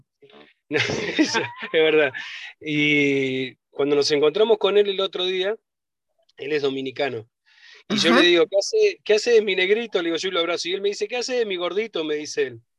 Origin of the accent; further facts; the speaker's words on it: Buenos Aires, Argentina; yo que soy de Buenos Aires y como uh, porteño